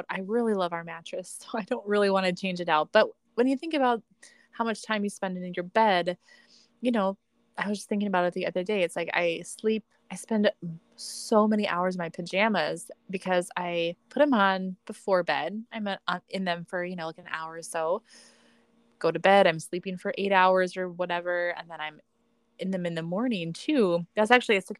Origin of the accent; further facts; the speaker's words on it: Midwest, United States; I'm from the Midwest, everybody.